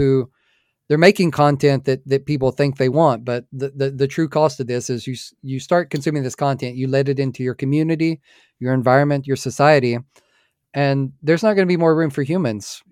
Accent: United States; I'm an American

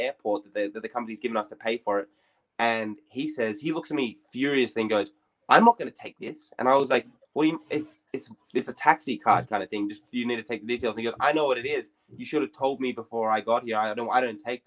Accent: Sydney, New South Wales, Australia; I grew up in Redfern

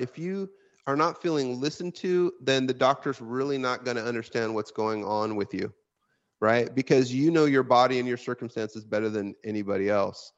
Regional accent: Washington, United States; my home state of Washington State

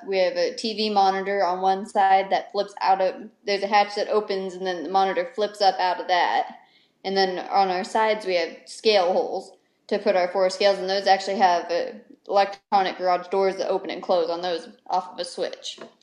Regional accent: Lake Tahoe, California, United States; moved away as an adult; now in North Carolina, United States; I grew up in Lake Tahoe, California

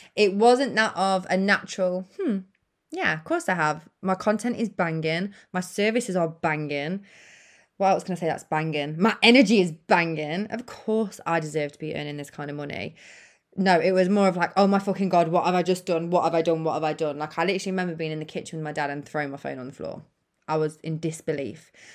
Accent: United Kingdom; the U K, where I'm from

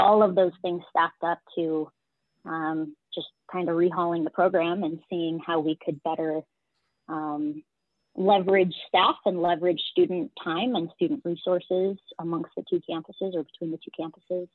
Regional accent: Fort Collins, Colorado, United States; also born or lived in Phoenix, Arizona; technically I was born in Phoenix, but, 3 days into my life, I decided it was too hot. So we moved here. I grew up in Fort Collins

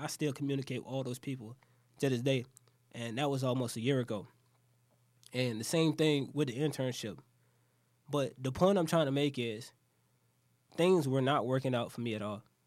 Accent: Jacksonville, Florida, United States; I'm from Jacksonville.

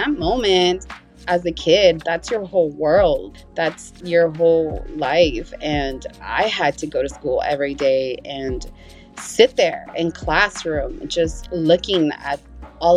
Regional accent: Salinas, California, United States; born or raised there; first language Spanish; English is a second language; also born or lived in Mexico

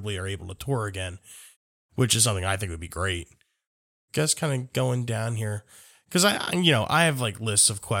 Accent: United States; I'm from the United States

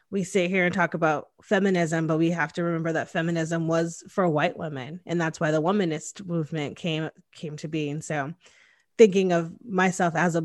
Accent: Connecticut, United States; moved away as an adult; now in Austin, United States; I'm from the Northeast. I'm from Connecticut. And so it's like right next to New York and New Jersey. So it's like very densely populated and also super diverse. And my hometown had like 60,000 people

